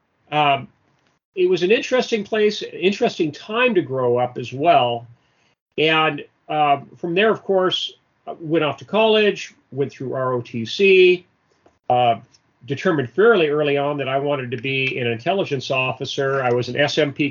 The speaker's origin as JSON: {"language": "English", "town": "Livermore", "region": "California", "country": "United States", "tie": "born or raised there", "said": "I grew up in Livermore, California, which is in the East Bay area, east of San Francisco"}